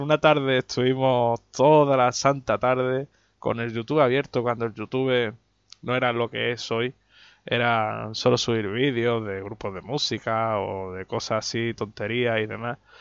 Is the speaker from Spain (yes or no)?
yes; Melilla, Spain; aquí en mi tierra